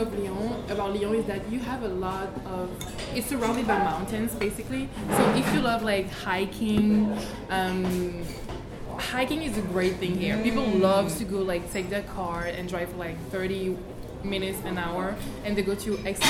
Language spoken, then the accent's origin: English; Guadeloupe; I'm from Guadeloupe.